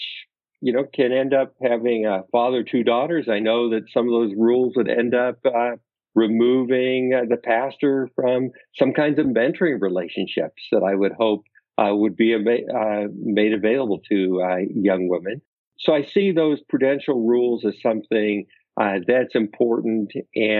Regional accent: Oregon, United States; now in Naperville, United States; my small town that I grew up in Oregon

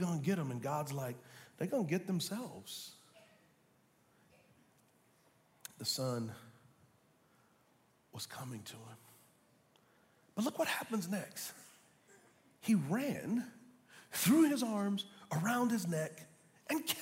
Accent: United States; we as American Christians

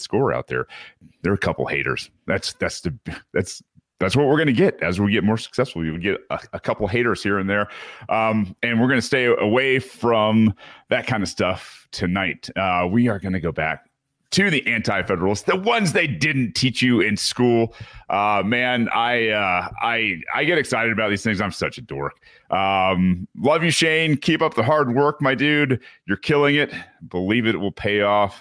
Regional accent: Michigan, United States; Michigan, uh, my hometown here

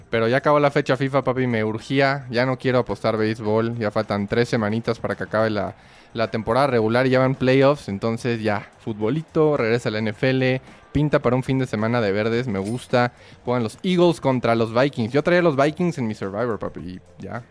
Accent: Querétaro, Mexico; Soy de Querétaro

